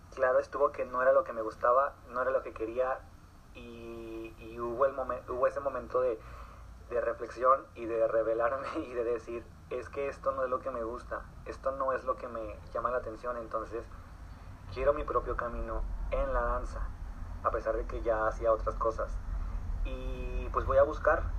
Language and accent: Spanish; Torreón, Coahuila, Mexico; soy de Torreón Coahuila soy, eh, soy un artista local